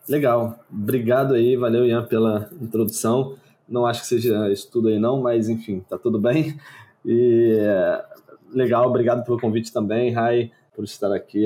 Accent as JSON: {"language": "Portuguese", "country": "Brazil", "said": "mesmo como brasileiro, tendo uma conta lá"}